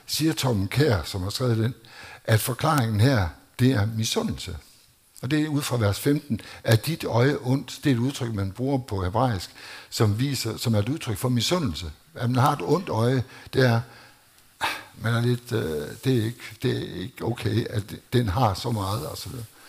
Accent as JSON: {"language": "Danish", "country": "Denmark", "tie": "born or raised there", "said": "jeg voksede op i Danmark"}